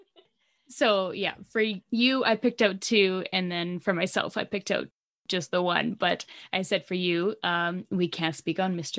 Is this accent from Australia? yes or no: no; Canada; accent: Canadian; that's my Canadian accent